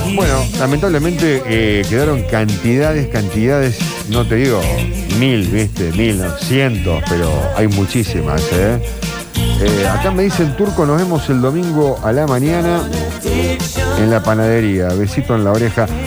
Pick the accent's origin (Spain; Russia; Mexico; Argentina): Argentina; así somos los argentinos.